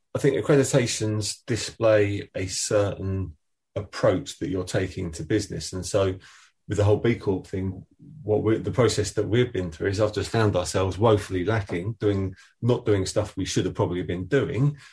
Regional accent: Essex, East of England, United Kingdom; I'm from Essex

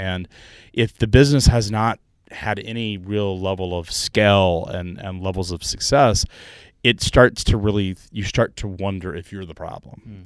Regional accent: Chattanooga, Tennessee, United States; I'm from Chattanooga, Tennessee.

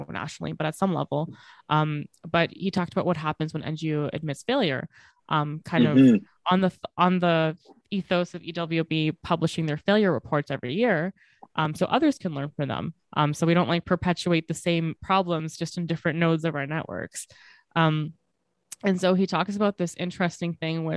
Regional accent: Bangladesh; I'm from Bangladesh

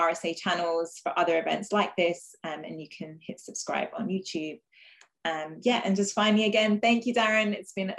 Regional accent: London, United Kingdom; growing up in London

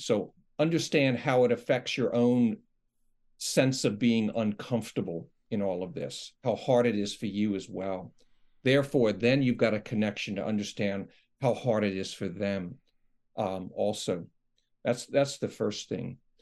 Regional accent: New York, United States; moved away; I'm from New York

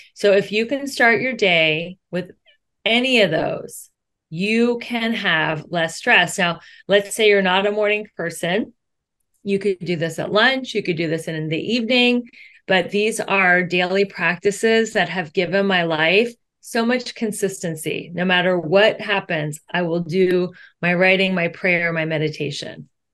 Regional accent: Cincinnati, Ohio, United States; moved away as an adult; now in Los Angeles, United States; I grew up in Cincinnati, Ohio. I moved to LA 22 years

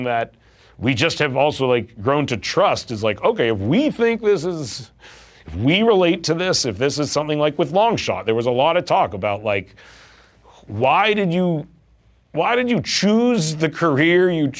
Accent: Vancouver, British Columbia, Canada; We are Jewish Canadian boys in Vancouver

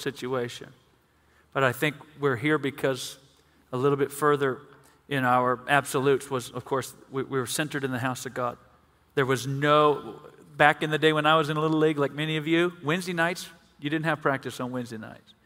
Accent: Mississippi, United States; We're from Mississippi

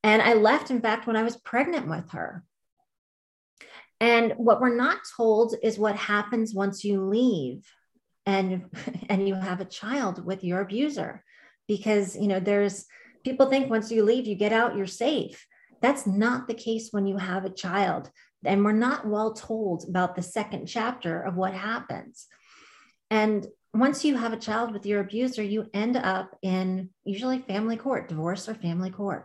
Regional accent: Long Island, New York, United States; I'm from Long Island

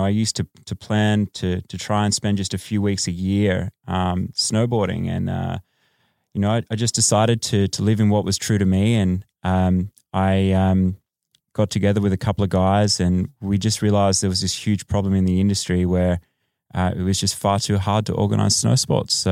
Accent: Australia; now in Los Angeles, United States; Yes, uh, I am Australian.

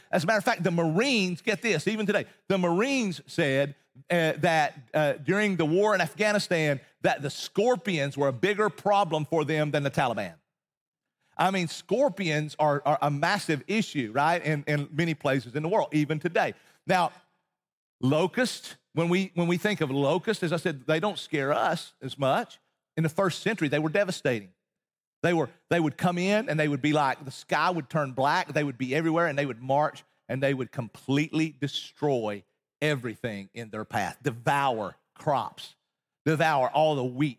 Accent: Appalachian Mountains in East Tennessee, United States; moved away as an adult; also born or lived in Texas; I grew up in Appalachian Mountains in East Tennessee

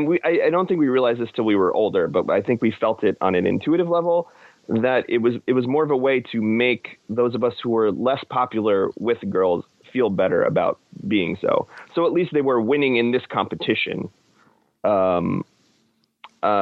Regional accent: Middletown, New Jersey, United States; born or raised there

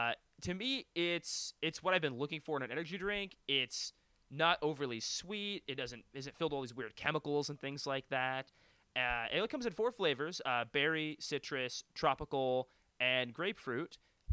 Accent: Western Canada, Canada; and then being Canadian on top of that, there's obviously, you know, coming across the border to come to the States and wrestle

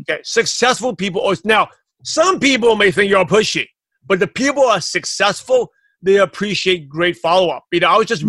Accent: New York City, New York, United States; I'm from Brooklyn, New York.

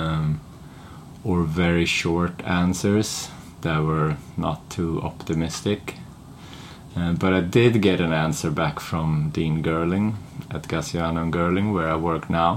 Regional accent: Stockholm, Stockholm County, Sweden; moved away as an adult; also born or lived in England; I wasn't really looking to leave Sweden or Stockholm. I was quite happy with my hometown

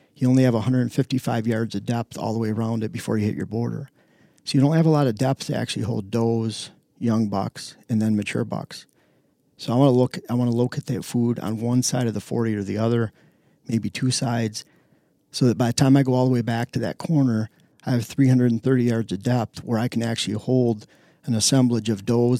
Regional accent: Lower Michigan, United States; moved away as an adult; also born or lived in Upper Peninsula, Michigan / Pennsylvania; now in Wisconsin, United States; I grew up in Lower Michigan, flatland, agland

